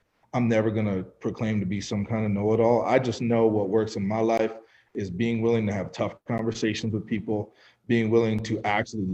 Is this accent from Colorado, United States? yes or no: yes; Fort Collins, Colorado, United States; I grew up in Fort Collins, Colorado